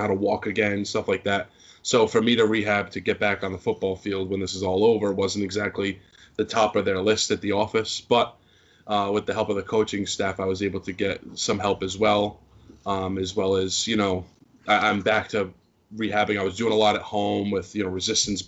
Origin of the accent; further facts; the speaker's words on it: Fall River, Massachusetts, United States; I grew up in Fall River.